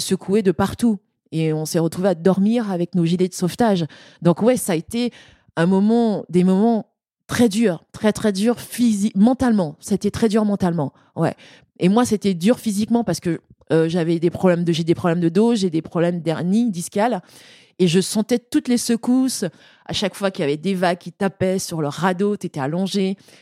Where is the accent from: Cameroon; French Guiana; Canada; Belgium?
French Guiana; chez moi en Guyane